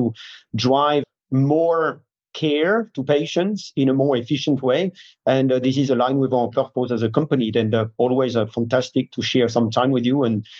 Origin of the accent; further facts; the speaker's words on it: France; moved away as an adult; I grew up in France